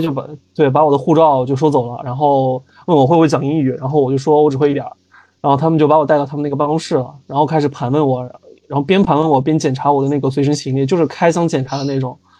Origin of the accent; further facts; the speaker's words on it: Northwest China, China; moved away as an adult; also born or lived in Cameroon; 因为我之前我是北方人嘛，我家是西北这边，其实吃海鲜吃得不是很多